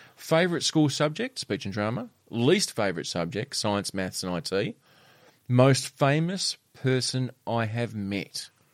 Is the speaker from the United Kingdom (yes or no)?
no; Australia; this is the Australian in me. This is the true, as a Aussie as I get